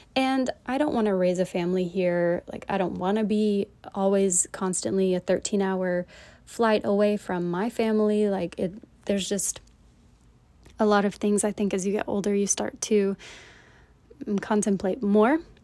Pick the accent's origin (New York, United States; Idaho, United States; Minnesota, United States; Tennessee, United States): Tennessee, United States; East; moved away as an adult; also born or lived in Stegi, Eswatini; now in South Korea; I was born and raised in Tennessee, in East Tennessee, in a small town there.